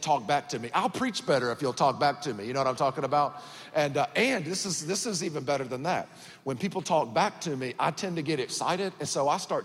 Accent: Georgia, United States; born or raised there; accent: country; also born or lived in Miami, Florida

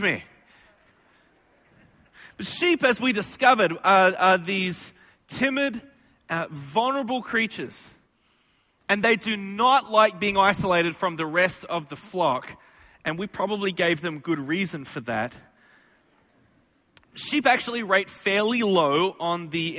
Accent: Australia; moved away; I am from Australia

